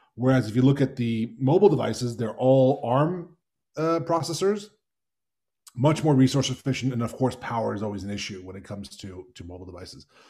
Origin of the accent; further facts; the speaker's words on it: United States; my family's Hungarian. I, um, I'm, I'm American